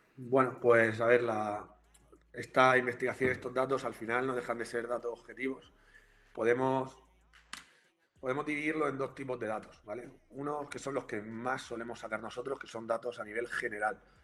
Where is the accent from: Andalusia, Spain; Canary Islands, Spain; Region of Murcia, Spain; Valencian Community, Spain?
Region of Murcia, Spain; soy de Murcia también